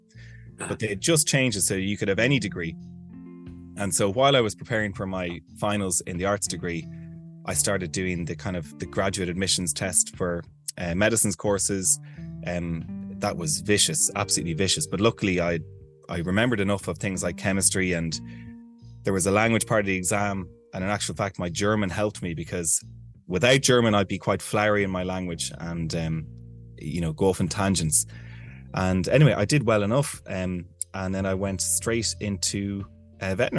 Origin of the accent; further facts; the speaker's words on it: Dublin, Leinster, Ireland; accent: Irish; I spent my summers in Westmead, which is a rural area of Ireland, but I'm from Dublin